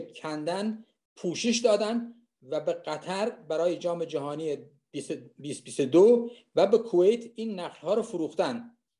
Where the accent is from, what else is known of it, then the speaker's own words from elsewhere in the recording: Khuzestan, Iran; moved away; من خوزستانی هستم